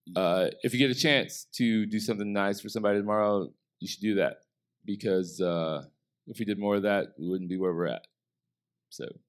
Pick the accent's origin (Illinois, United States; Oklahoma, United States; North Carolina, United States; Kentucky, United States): Illinois, United States; Southern; growing up in Southern Illinois